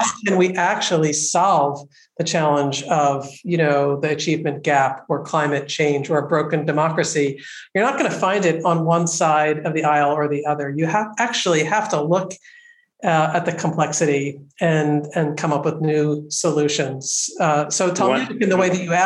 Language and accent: English; Philadelphia, Pennsylvania, United States; Philadelphia. I grew up in Philadelphia